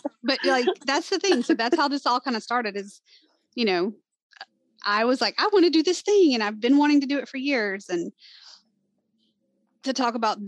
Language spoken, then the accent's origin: English; Alabama, United States; I'm from Alabama. Like Angela, I am from Alabama